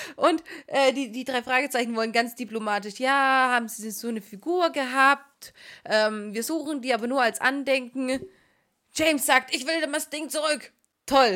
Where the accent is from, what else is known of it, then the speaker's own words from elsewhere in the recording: Swabia, Baden-Württemberg, Germany; accent: Swabian; unsere schwäbische Ausdrucksweise